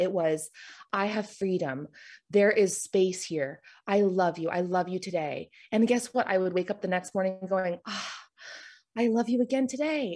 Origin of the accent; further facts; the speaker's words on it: Florida, United States; moved away as an adult; now in Charlotte, United States; I'm originally from Florida. I moved here right after college